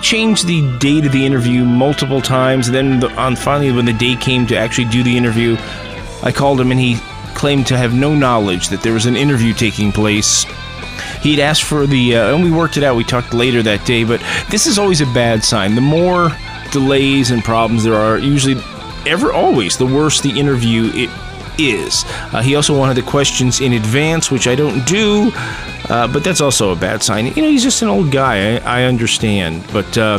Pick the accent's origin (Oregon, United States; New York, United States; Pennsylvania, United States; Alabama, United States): New York, United States; New York City; a kid growing up in New York City